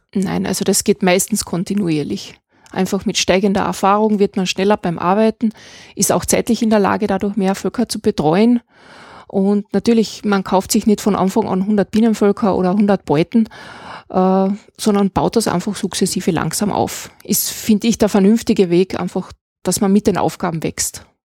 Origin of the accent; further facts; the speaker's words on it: Klagenfurt, Carinthia, Austria; also born or lived in Graz; now in Moosburg, Austria; ich bin in Klagenfurt geboren. wir sind dann auf eine kleine Landwirtschaft nach Moosburg gezogen